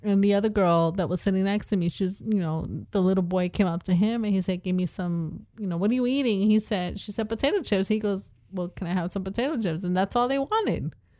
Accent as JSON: {"language": "English", "country": "Puerto Rico", "said": "I'm from Puerto Rico"}